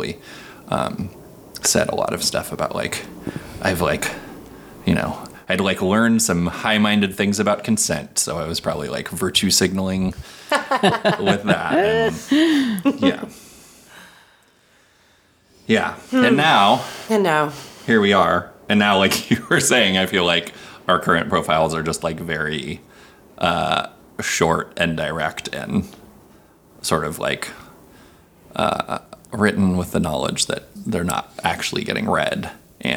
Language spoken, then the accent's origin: English; Seattle, Washington, United States; I'm from Seattle originally, traveled a bunch, and settled down here again.